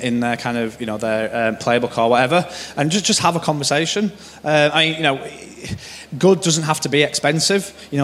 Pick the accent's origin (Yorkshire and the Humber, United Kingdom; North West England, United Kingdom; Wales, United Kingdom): Yorkshire and the Humber, United Kingdom; I'm from Yorkshire